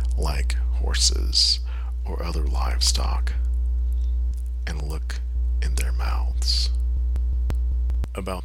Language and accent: English; Milledgeville, Georgia, United States; Milledgeville, my hometown